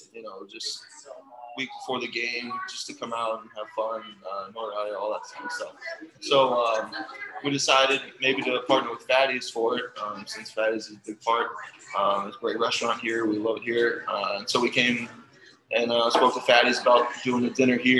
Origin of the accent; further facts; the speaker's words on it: Ellettsville, Indiana, United States; I'm from Ellisville, Indiana, right outside of Bloomington